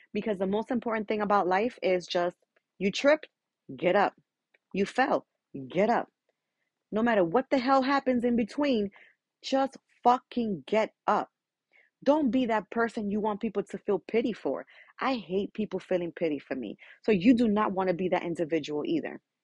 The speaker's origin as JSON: {"language": "English", "region": "New York", "country": "United States", "tie": "born or raised there", "said": "I am a Dominican from Dominican parents, but born and raised in New York"}